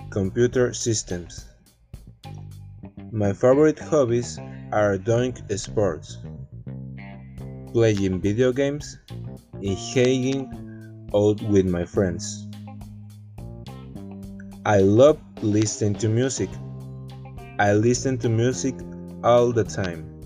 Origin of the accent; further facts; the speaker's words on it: Veracruz, Mexico; English is a second language; I am 19 years old. I am from Veracruz, Mexico. I lived with my parents in the north part of the state of Veracruz.